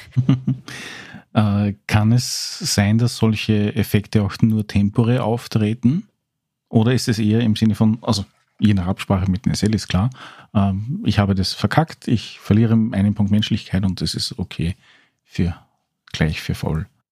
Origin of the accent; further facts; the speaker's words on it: Austria; als Österreicher mit ein bisschen Background